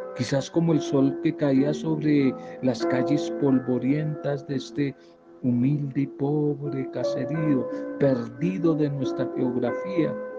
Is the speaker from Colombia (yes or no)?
yes; Colombia; en un pueblo de La Guajira, una zona muy apartada y semidesértica de nuestro país, del norte de nuestro país